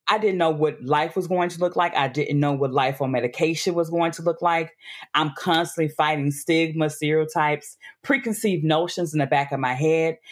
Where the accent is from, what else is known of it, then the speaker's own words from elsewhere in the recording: Memphis, Tennessee, United States; moved away; also born or lived in Atlanta / Brooklyn; born and raised in Memphis